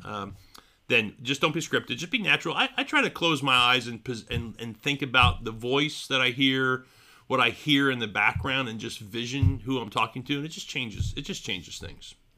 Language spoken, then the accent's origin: English; Philadelphia, Pennsylvania, United States; moved away; my hometown, City of Brotherly Love